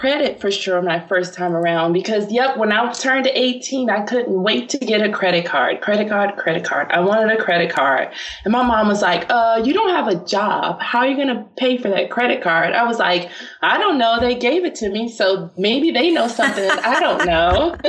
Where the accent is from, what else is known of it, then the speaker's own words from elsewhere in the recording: Chicago, Illinois, United States; The South Side of Chicago. No one ever believes me when I say that.